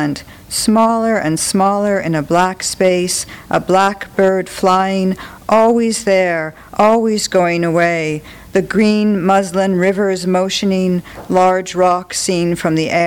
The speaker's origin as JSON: {"language": "English", "region": "New Mexico", "country": "United States", "said": "I'm from New Mexico."}